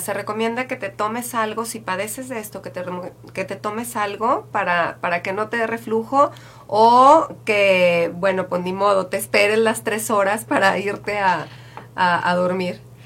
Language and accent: Spanish; Mexico